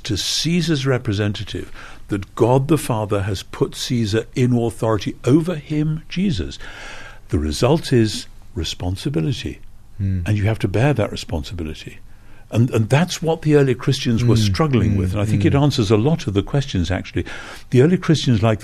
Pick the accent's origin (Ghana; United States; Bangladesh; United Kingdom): United Kingdom; as a Brit